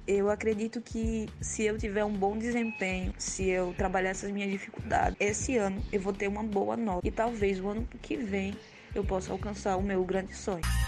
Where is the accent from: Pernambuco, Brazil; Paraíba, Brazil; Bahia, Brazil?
Paraíba, Brazil; João Pessoa; sou do estado da Paraíba, cidade de João Pessoa